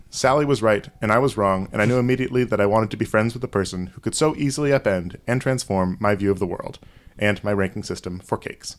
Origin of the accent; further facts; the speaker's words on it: New York, United States; I'm the New Yorker here